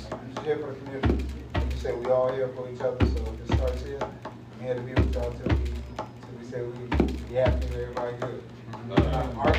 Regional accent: Norfolk, Virginia, United States; Um, I'm from here from Norfolk.

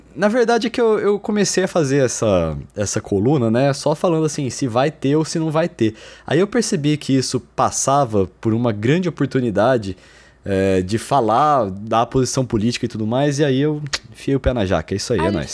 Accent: Brazil; eu sou brasileiro

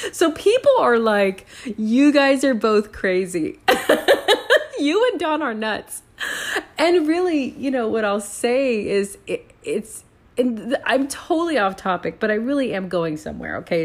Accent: San Antonio, Texas, United States; also born or lived in Puerto Rico; now in Houston, United States; I'm from San Antonio, born and raised

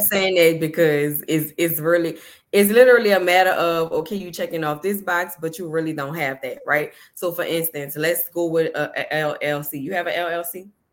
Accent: New Orleans, Louisiana, United States; I'm from New Orleans

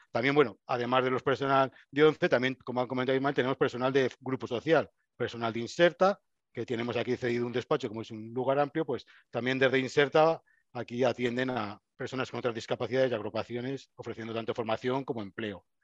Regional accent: Burgos, Castile and León, Spain; yo soy burgalés, nací en Burgos

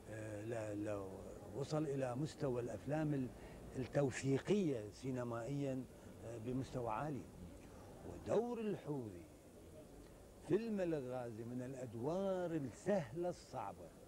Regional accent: Iraq; انا ممثل عراقي وعربي ايضا وجمهوري مو الماني

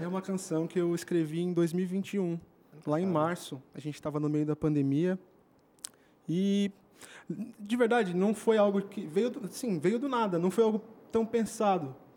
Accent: São Paulo, Brazil; also born or lived in São José do Rio Preto; é de onde eu venho, venho de São Paulo

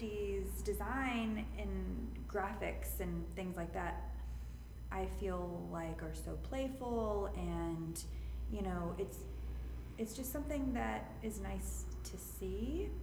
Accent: the South, United States; now in Las Vegas, United States; growing up in the South

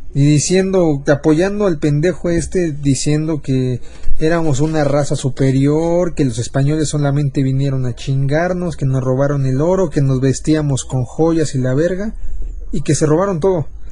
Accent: Mexico; ser mexicanos

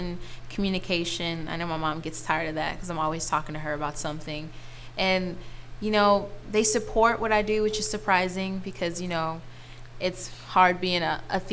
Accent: Milwaukee, Wisconsin, United States; also born or lived in Minneapolis, Minnesota; now in Dallas, United States; I'm originally born in Minneapolis, Minnesota. I was raised in Wisconsin, Milwaukee, Wisconsin

